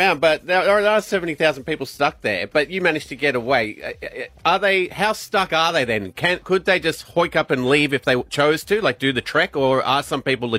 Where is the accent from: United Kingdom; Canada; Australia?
Australia; We're Australian, we're fine.